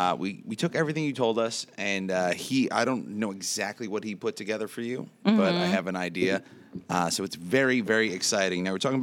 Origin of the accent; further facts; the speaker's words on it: Long Island, New York, United States; I'm from Long Island.